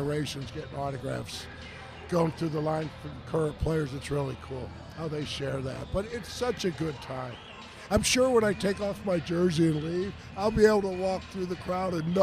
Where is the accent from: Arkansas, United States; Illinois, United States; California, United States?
California, United States; Northern; moved away as an adult; now in Cleveland, United States; growing up in the Northern California area then playing baseball in snow in Cleveland